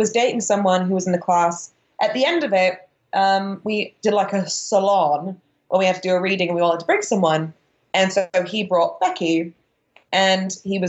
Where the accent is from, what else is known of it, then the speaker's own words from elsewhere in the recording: the north of England, United Kingdom; moved away; I'm from the north of England